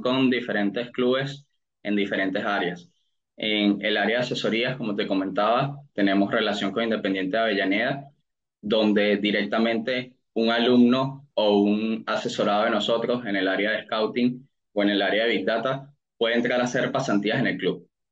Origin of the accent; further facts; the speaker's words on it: Venezuela; moved away as an adult; now in United States; yo soy de Venezuela, tengo ya seis años en Estados Unidos